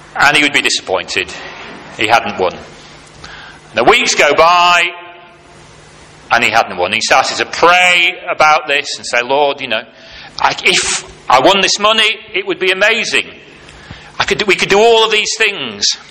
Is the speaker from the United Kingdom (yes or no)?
yes; United Kingdom; as British people, often, at least in the cultures that I grew up